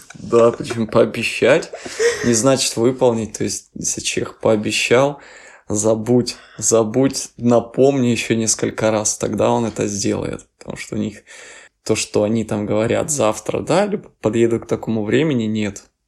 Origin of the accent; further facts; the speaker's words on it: Ukraine; moved away as an adult; now in Czech Republic; мы с Украины